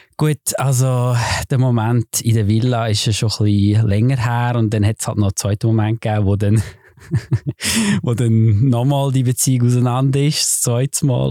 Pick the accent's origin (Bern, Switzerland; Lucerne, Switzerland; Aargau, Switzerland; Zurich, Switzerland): Lucerne, Switzerland; ich bin so ein bisschen als der äh, wirklich so als Schweizer eingestellt worden